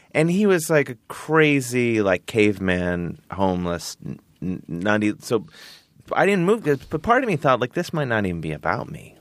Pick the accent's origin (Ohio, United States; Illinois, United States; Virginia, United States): Ohio, United States; Cleveland; moved away; I'm from Cleveland. I'm a regular dude